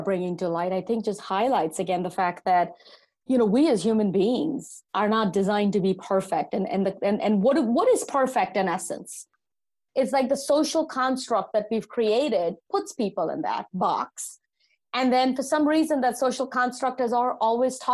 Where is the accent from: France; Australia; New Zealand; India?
India; now in United States; growing up in India, I'm an immigrant to this country. Growing up in India, the age of 10